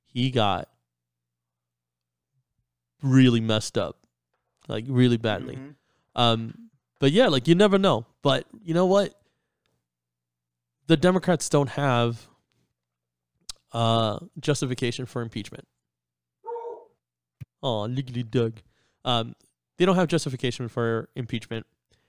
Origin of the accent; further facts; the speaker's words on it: New York, United States; moved away; I grew up in New York